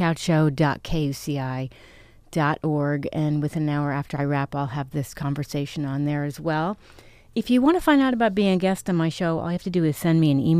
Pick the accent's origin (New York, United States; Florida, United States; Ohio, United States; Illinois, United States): New York, United States; moved away; I grew up in New York.